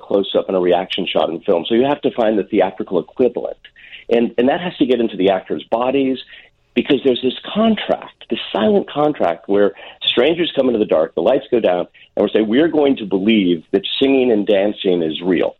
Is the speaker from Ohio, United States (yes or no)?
no; Deerfield, Illinois, United States; I grew up in Deerfield. I went to high school in Deerfield, Illinois